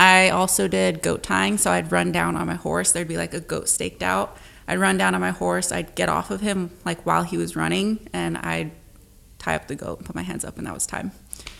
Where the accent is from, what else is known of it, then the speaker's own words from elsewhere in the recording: New Mexico, United States; So I'm from New Mexico. It's like a pretty big thing there.